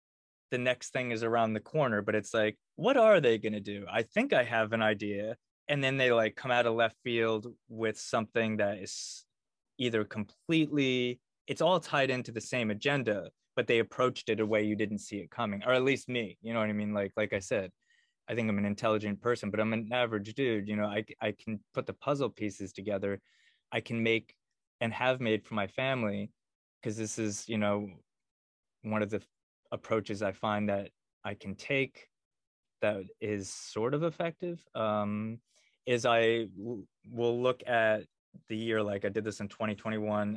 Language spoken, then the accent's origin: English; Connecticut, United States; moved away as an adult; now in Austin, United States; in Connecticut, my home state